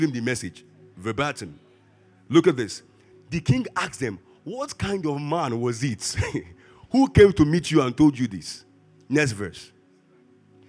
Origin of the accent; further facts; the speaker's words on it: Lagos, Nigeria; I grew up in Ajigule